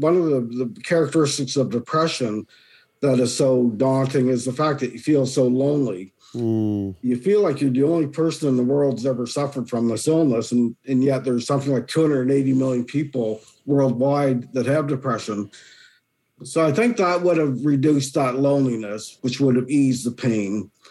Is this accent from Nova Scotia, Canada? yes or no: yes; Dartmouth, Nova Scotia, Canada; moved away as an adult; also born or lived in Kentville, Nova Scotia / Chatham, Ontario; now in Collingwood, Canada; I was born and raised. I was actually born in Kentville, but I moved to Dartmouth when I was six. Lived there ever since until 1987, and then I moved to Ontario